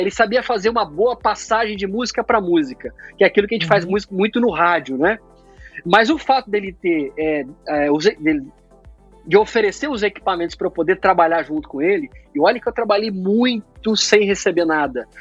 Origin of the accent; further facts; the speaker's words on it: Uberlândia, Minas Gerais, Brazil; now in Atlanta, United States; Uberlândia, ainda foi onde eu nasci